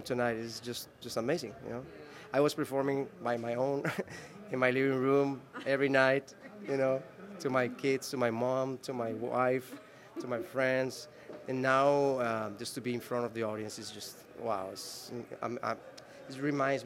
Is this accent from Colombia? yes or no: yes; Medellín, Antioquia, Colombia; I grew up in Medellin with my parents